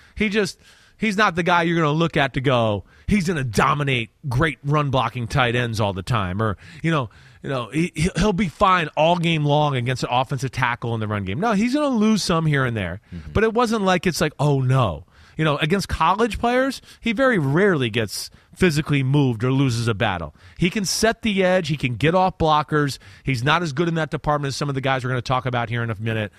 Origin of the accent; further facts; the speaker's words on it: New Jersey, United States; growing up in New Jersey